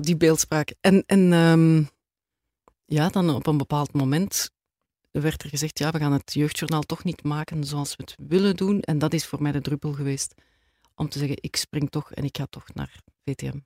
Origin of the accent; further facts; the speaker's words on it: Edegem, Flanders, Belgium; moved away as an adult; also born or lived in Turnhout / Antwerp; now in Grimbergen, Belgium; ik heb eigenlijk heel mijn jeugd in Edegem doorgebracht